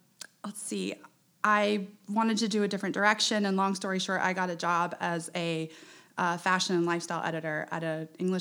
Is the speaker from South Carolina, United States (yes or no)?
yes; Charleston, South Carolina, United States; also born or lived in Shanghai, China; I grew up in Charleston. I'm 34 years old. I live downtown.